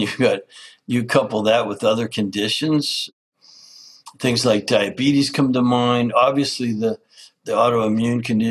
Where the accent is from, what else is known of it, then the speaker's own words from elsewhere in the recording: Canada; I grew up in Canada as an outdoors lover